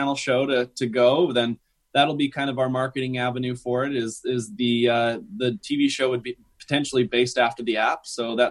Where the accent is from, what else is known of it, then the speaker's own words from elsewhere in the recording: Salt Lake City, Utah, United States; I'm from Salt Lake City